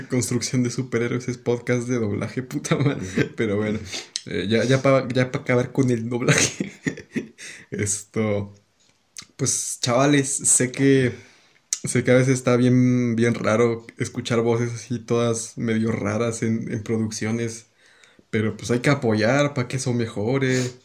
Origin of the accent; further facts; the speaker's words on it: Peru; el mío, Perú